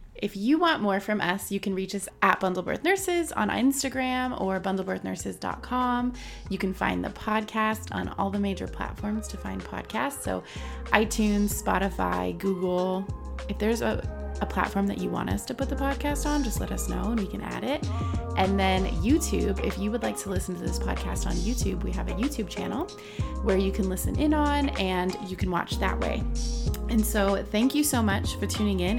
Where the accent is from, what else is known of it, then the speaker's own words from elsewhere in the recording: Southern California, United States; I am from Southern California, about an hour outside of Los Angeles.